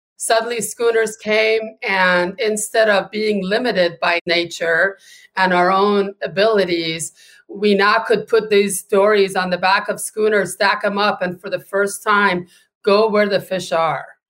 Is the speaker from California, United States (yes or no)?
yes; California, United States; now in Gloucester, United States; my home state of California